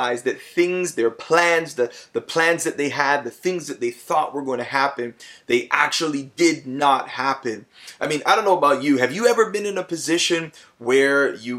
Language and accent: English; Toronto, Ontario, Canada; also born or lived in Plainfield, New Jersey / United States; I was raised in Toronto. I'm a Scarborough man